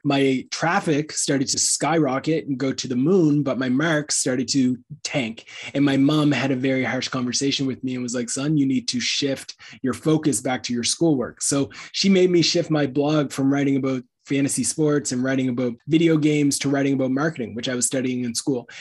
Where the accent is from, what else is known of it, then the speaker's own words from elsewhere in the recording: Canada; as a Canadian